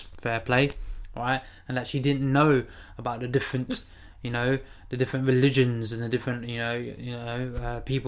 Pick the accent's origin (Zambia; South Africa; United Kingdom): United Kingdom; born or raised there; also born or lived in Gujarat, India (ancestry)